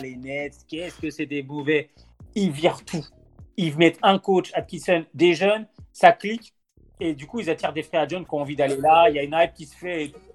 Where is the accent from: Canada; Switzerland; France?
France; On est français